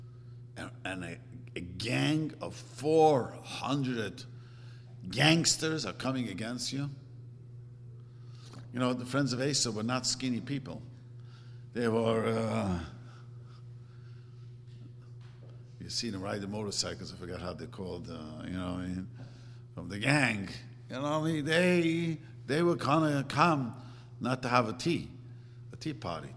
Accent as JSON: {"language": "English", "town": "New York City", "region": "New York", "country": "United States", "tie": "born or raised there", "said": "I grew up in Williamsburg"}